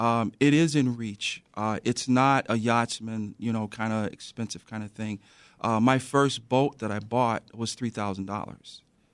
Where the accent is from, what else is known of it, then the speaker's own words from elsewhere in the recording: Chicago, Illinois, United States; So as a child, I grew up in the South Shore area. My dad had a building there.